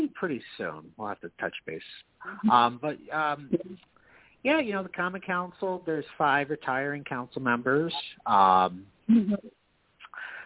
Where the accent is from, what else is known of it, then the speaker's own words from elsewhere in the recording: Knox, New York, United States; moved away as an adult; now in Albany, United States; I grew up in Knox in rural Albany County